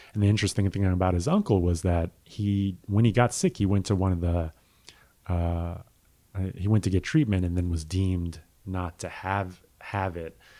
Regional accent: United States; we as an American

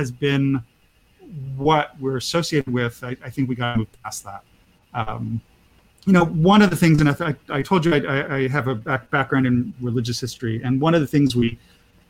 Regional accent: Pennsylvania, United States; I come from Amish country, my Pennsylvania Dutch family for years

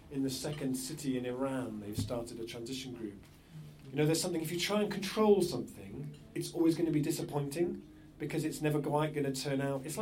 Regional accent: England, United Kingdom

